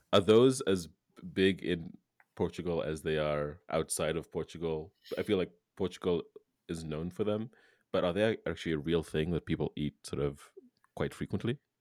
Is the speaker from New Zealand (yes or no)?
no; Kenya; moved away; I'm from Kenya